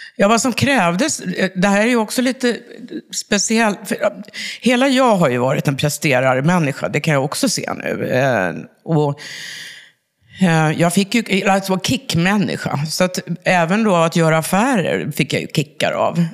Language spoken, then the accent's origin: Swedish; Uppsala, Uppsala County, Sweden; Jag är från Uppsala ursprungligen